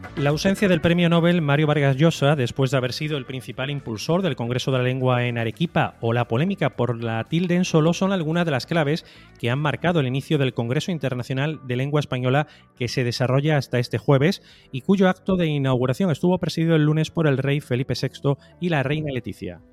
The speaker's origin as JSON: {"language": "Spanish", "country": "Nicaragua", "first_language": "Spanish", "moved": "yes", "said": "yo soy nicaragüense, lo soy a la manera de quien no puede ser otra cosa."}